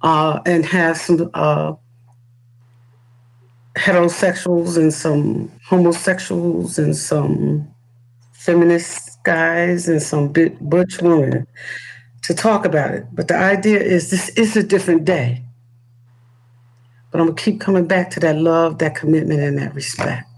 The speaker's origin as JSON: {"language": "English", "town": "Newark", "region": "New Jersey", "country": "United States", "tie": "born or raised there", "said": "I grew up in the city. I'm a city kid. I'm from the Bricks."}